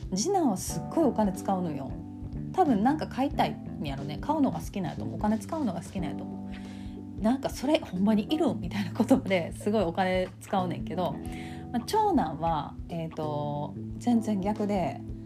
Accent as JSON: {"language": "Japanese", "region": "Kansai", "country": "Japan", "accent": "Kansai-ben"}